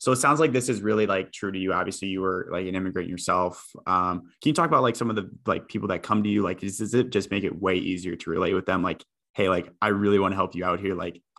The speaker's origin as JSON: {"language": "English", "region": "Iowa", "country": "United States", "tie": "born or raised there", "moved": "as an adult", "lives_now": "Boston, United States", "said": "I grew up in Iowa. So the middle of the United States"}